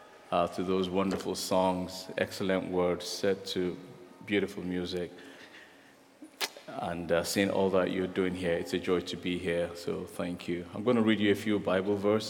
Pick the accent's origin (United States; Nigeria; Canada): Nigeria; I'm a Nigerian